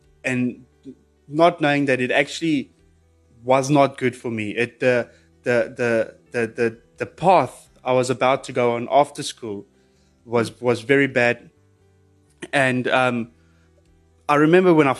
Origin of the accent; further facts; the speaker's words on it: Pretoria, Gauteng, South Africa; I was born in Pretoria